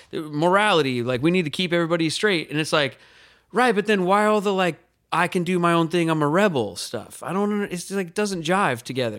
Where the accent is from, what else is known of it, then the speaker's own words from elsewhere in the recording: California, United States; But I'm from the place, I'm from California, and I want a little freedom.